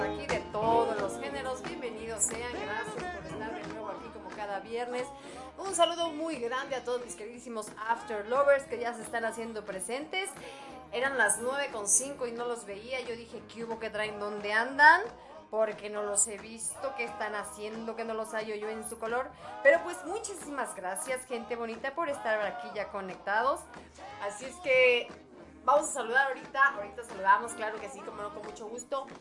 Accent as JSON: {"language": "Spanish", "country": "Mexico", "said": "somos de México"}